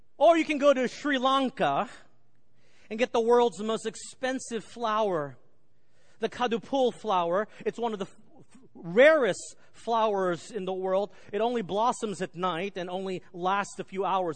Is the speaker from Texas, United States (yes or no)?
yes; Garland, Texas, United States; The Benham brothers grew up in the same neighborhood as I grew up in Garland, Texas